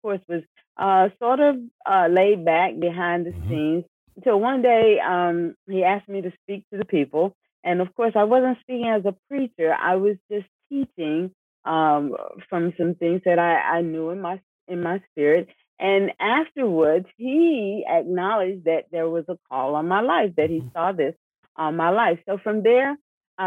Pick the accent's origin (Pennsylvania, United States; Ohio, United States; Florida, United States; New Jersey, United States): Florida, United States; Miami; I was born right here in Miami, Florida. Both Isaiah and I. So the community that we're in with the church, we know the community very well. We grew up in this community.